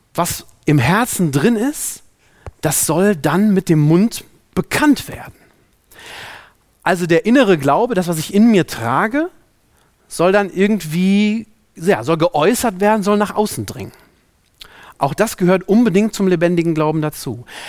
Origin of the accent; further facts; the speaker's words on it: Germany; also born or lived in Africa; hier bei uns in Deutschland